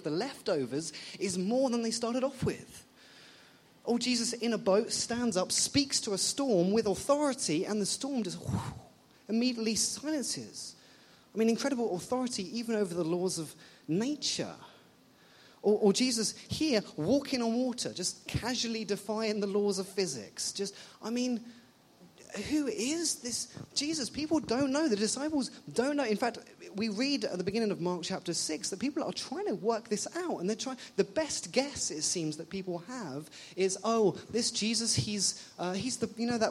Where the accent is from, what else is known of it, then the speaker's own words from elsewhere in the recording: England, United Kingdom; moved away as an adult; now in Ottawa, Canada; I'm not Canadian. I'm from England.